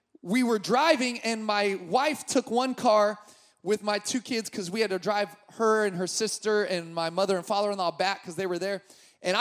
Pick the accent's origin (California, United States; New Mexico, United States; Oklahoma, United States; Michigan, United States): California, United States; Sacramento; I grew up in Sacramento